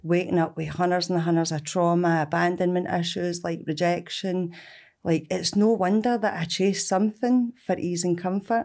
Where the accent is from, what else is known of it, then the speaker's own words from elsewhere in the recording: Glasgow, Scotland, United Kingdom; also born or lived in Bishopbriggs; growing up in Springburn, Evans Park Street.